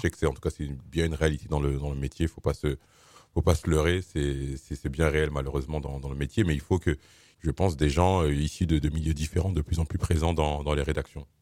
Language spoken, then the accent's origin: French; Suresnes, Île-de-France, France; je suis né, j'ai grandi à Suresnes